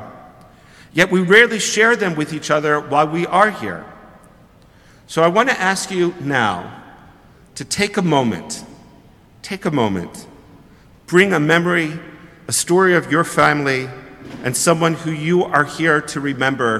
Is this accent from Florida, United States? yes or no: no; Philadelphia, Pennsylvania, United States; now in Toronto, Canada; I'm from Philadelphia